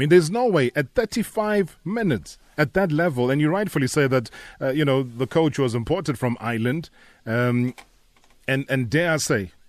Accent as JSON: {"language": "English", "country": "South Africa", "said": "we, as a South African public"}